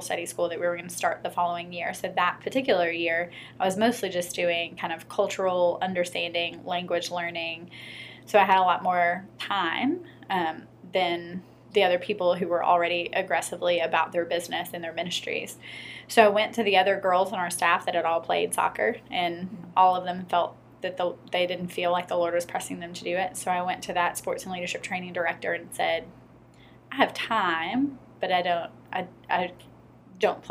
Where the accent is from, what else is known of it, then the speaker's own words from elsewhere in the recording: Memphis, Tennessee, United States; also born or lived in Cambodia; I'm originally from Memphis. I grew up, I went to White Station and the University of Memphis